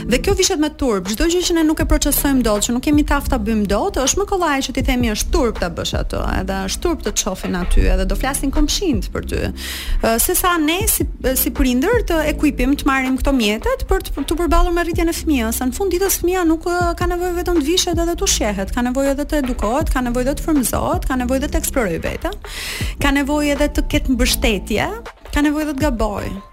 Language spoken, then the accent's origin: Albanian; Tirana, Tirana County, Albania; jam rritur në Tiranë